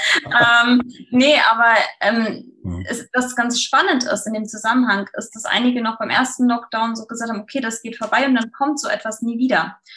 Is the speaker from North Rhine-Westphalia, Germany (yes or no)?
no; Frankfurt, Hesse, Germany; now in Quickborn, Germany; Also ich kenne das ja als Frankfurterin selbst. Wenn man mal was schön haben wollte, dann ist man so in die Orte gefahren, in Taunus Spessart und so weiter